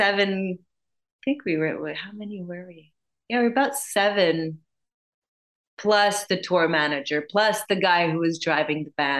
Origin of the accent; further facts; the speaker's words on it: Montreal, Quebec, Canada; my hometown in Montreal